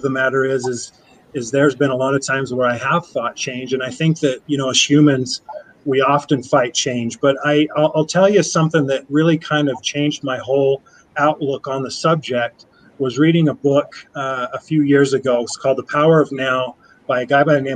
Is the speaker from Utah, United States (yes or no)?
yes; Sandy, Utah, United States; also born or lived in Draper, Utah; I'm a local boy, but didn't grow up in Orem. I grew up in Sandy, now live in Draper